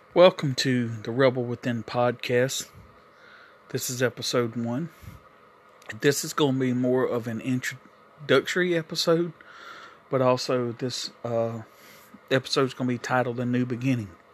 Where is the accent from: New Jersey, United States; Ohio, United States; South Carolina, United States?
South Carolina, United States; moved away as an adult; also born or lived in New York; I moved back from New York to South Carolina, where I'm originally from.